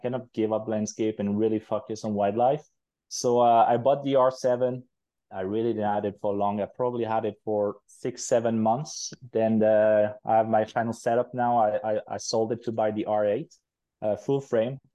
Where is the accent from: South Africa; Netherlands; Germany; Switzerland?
Switzerland; moved away as an adult; also born or lived in United Kingdom; now in Quebec, Canada; I'm originally from Europe, from Switzerland, but I moved to Canada about 4 years ago